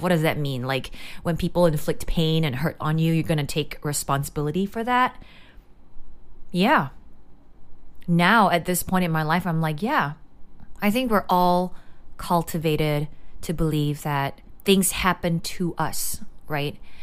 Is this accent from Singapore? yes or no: yes; Singapore; growing up in Singapore